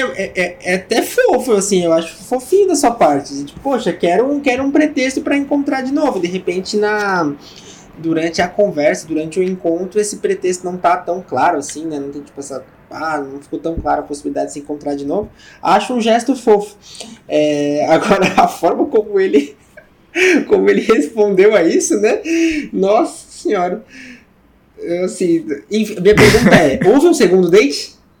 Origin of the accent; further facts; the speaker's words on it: São Paulo, Brazil; sou de São Paulo